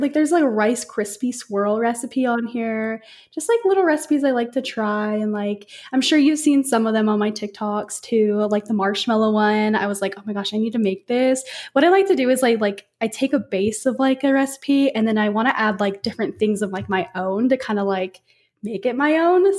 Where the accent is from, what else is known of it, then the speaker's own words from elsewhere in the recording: Las Vegas, Nevada, United States; moved away; I'm actually from Las Vegas